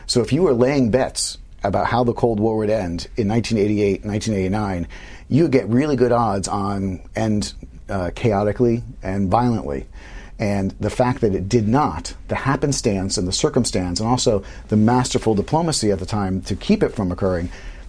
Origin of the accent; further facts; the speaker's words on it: Omaha, Nebraska, United States; Omaha West Side.